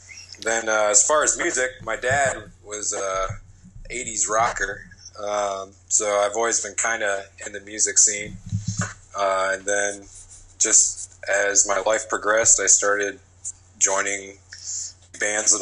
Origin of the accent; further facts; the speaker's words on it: Ionia, Michigan, United States; I grew up in Ionia, Michigan. Just a small little prison town, actually